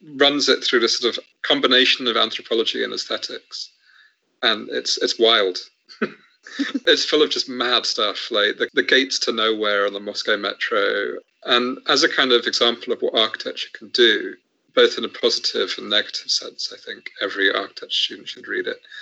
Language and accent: English; Southampton, South East England, United Kingdom; I grew up in Southampton